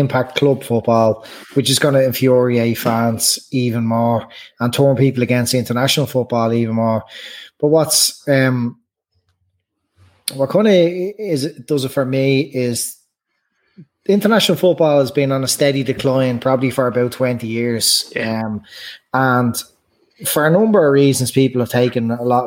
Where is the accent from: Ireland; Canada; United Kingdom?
Ireland; as Irish fans